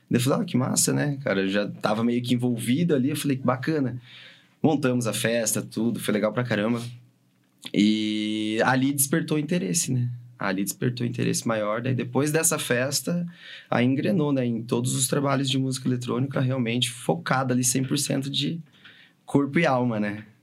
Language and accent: Portuguese; São José dos Pinhais, Paraná, Brazil; tô em São José. tô aqui, velho. Tô de boa aqui. tô na minha terra